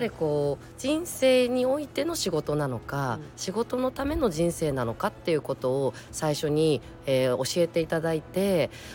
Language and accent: Japanese; Tokyo, Japan; 東京生まれえ東京育ち